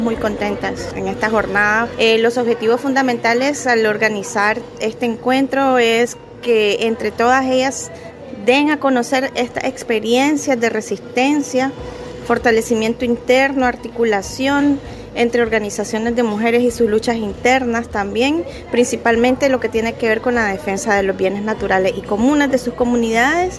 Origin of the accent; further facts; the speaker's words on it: San Salvador, El Salvador; nuestro país, en El Salvador